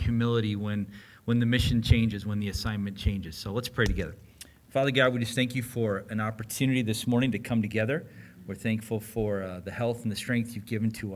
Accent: United States; we hold as American men

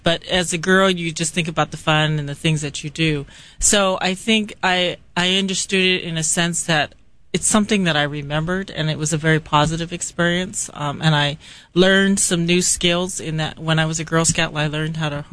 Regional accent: California, United States; moved away as an adult; also born or lived in Washington, D.C.; I grew up in California

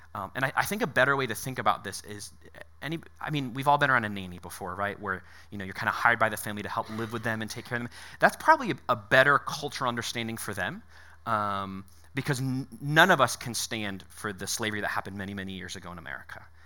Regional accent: Connecticut, United States; moved away; I was born in Connecticut

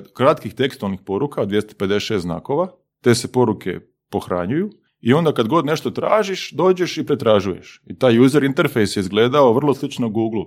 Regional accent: Osijek, Osijek-Baranja County, Croatia; Igrao sam tad prvu ligu u Osijeku, ja sam iz Osijeka

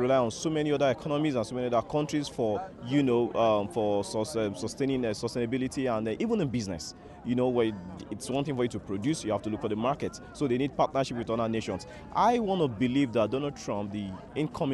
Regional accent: Lagos, Nigeria; I'm from Lagos, Nigeria

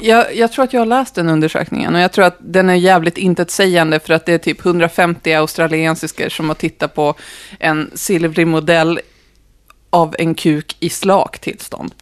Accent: Norrland, Sweden

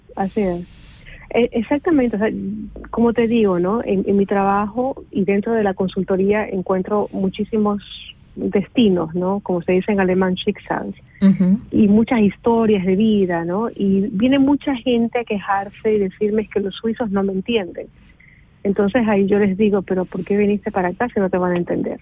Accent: Ecuador; moved away as an adult; now in Switzerland; Salí de Ecuador sin ningún plan.

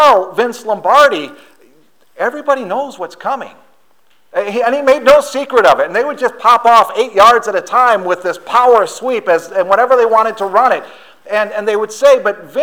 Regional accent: Wisconsin, United States; moved away; I'm from Wisconsin

